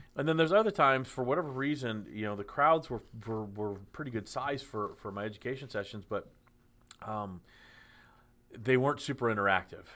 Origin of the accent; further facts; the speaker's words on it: Dallas, Texas, United States; I grew up in Dallas